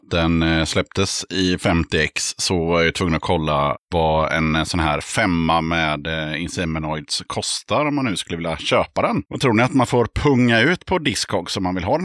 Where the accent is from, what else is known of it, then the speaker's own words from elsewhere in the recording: Stockholm, Stockholm County, Sweden; moved away as an adult; now in Gothenburg, Sweden; Jag är från Stockholm.